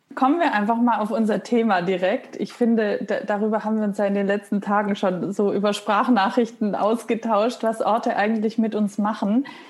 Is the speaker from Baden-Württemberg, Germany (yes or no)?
yes; Stuttgart, Baden-Württemberg, Germany; moved away as an adult; also born or lived in Hamburg / Munich; now in Berlin, Germany; ich komme aus Stuttgart